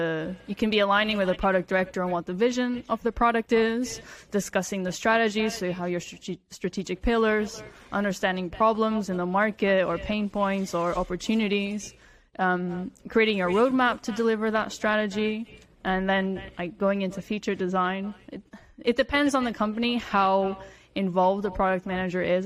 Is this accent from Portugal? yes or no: yes; Portugal; So I grew up in Portugal